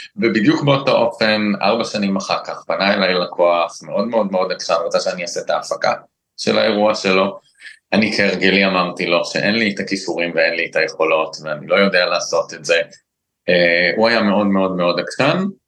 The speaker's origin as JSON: {"language": "Hebrew", "country": "Israel", "tie": "born or raised there", "said": "אני מושבניק"}